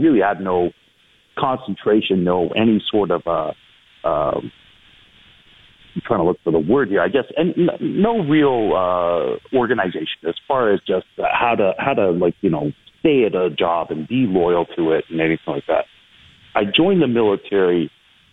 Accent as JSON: {"language": "English", "town": "Brampton", "region": "Ontario", "country": "Canada", "tie": "born or raised there", "moved": "as an adult", "lives_now": "Toronto, Canada", "said": "I grew up in Brampton"}